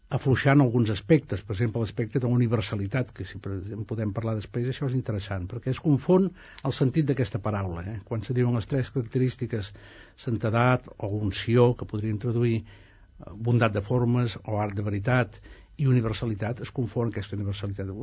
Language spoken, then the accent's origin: Catalan; a village 4 km from Els Prats de Rei, Catalonia, Spain; now in Italy; on van néixer els meus abans passats